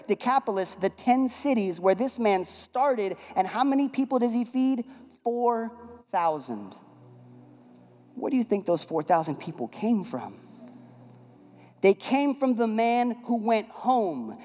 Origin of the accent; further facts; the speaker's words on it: West Coast, United States; now in Bible Belt, United States; I'm from the West Coast